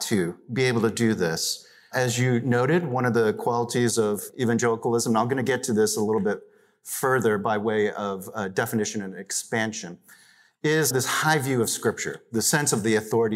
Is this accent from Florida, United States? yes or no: no; Pennsylvania, United States; born or raised there; also born or lived in New York City, New York, United States